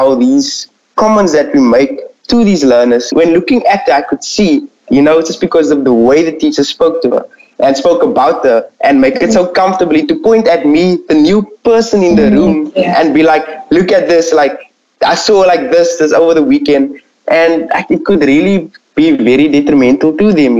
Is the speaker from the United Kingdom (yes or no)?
no; Strand, Western Cape, South Africa; I'm a third year intermediate first student, and I'm from Strand